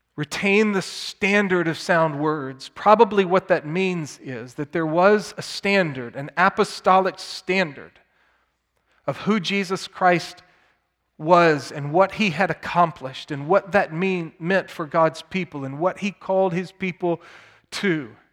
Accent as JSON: {"language": "English", "town": "Plano", "region": "Texas", "country": "United States", "tie": "born or raised there", "said": "I grew up in Plano, Texas"}